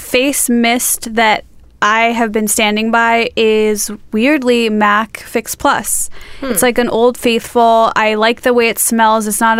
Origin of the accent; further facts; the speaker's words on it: Illinois, United States; now in Southern California, United States; once I moved into this climate from Illinois to California, Southern California